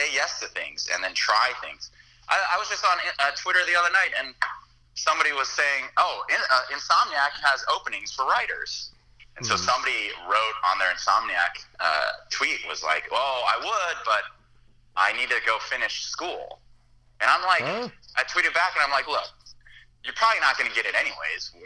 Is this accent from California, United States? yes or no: yes; California, United States; I'm from California